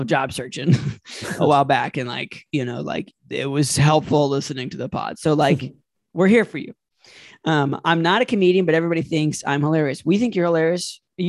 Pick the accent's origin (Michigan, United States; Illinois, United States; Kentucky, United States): Michigan, United States; Detroit; I'm from Detroit. No, I don't know …. And yes, I do know where 8 Mile is.